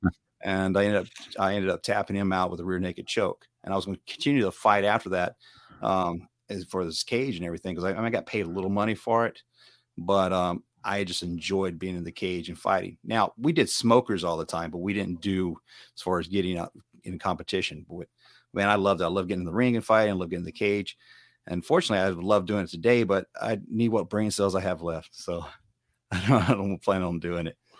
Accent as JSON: {"language": "English", "town": "Hickory", "region": "Mississippi", "country": "United States", "tie": "born or raised there", "accent": "southern twang", "moved": "yes", "lives_now": "California, United States", "said": "I'm originally from Mississippi. Uh, I'm from a small town called Hickory"}